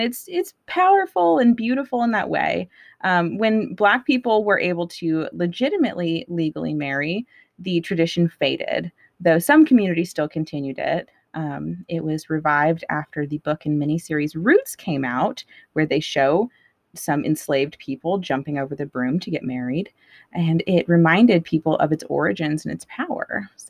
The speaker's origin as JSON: {"language": "English", "town": "Tucson", "region": "Arizona", "country": "United States", "said": "we just ate a cactus together because we're from Tucson."}